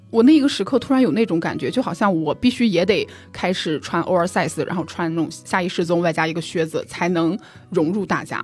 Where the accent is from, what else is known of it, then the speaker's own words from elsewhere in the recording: Jinan, Shandong, China; moved away as an adult; now in Hangzhou, China; 济南在二零一九年之前，它是没有地铁的。嗯。而且二零一九年的时候，我都已经二十六岁了，对。都已经离开那里了